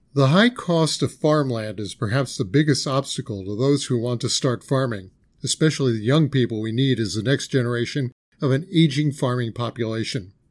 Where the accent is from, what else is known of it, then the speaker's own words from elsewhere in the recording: New York City, New York, United States; moved away; I grew up in and around New York City